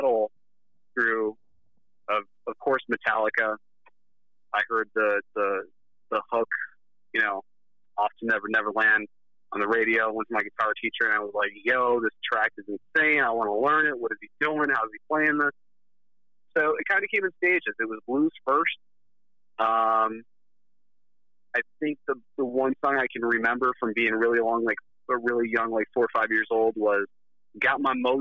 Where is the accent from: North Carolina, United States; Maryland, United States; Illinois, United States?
Illinois, United States; Chicago; we're from Chicago